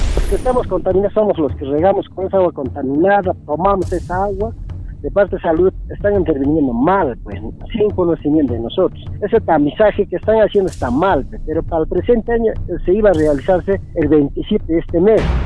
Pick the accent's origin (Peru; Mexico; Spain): Peru; La Pampa, Puno; nosotros somos de La Pampa